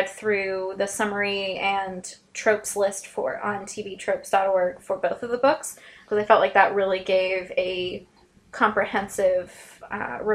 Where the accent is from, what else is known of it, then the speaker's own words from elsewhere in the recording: Southern California, United States; now in Georgia, United States; I grew up in Southern California